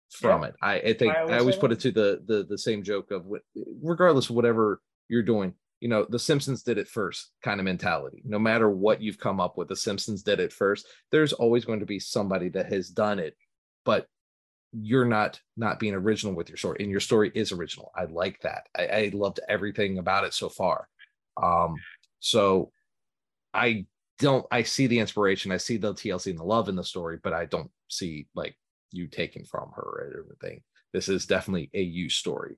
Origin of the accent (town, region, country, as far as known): Connecticut, United States; born or raised there; also born or lived in New England